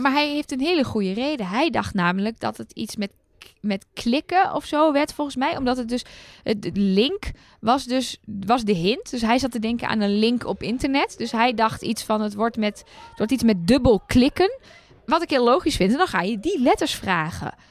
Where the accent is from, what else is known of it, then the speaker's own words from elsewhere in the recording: Netherlands; als Nederlander